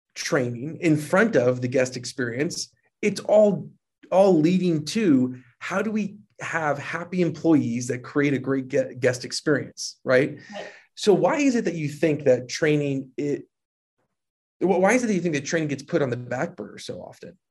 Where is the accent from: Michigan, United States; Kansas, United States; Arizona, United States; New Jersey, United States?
New Jersey, United States; moved away as an adult; also born or lived in New York City; now in Utah, United States; I grew up in Jersey, I lived in New York City, but I've lived in Utah for a little bit too long